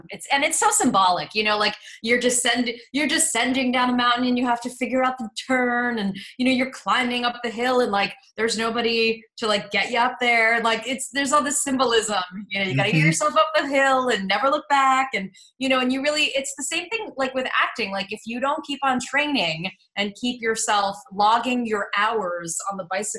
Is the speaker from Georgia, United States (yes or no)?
no; New York City, New York, United States; accent: Midwestern; So I grew up in New York City. I'm from the Upper East Side. So I'm actually a true New Yorker, but I have a Midwestern accent because my mom is from Illinois.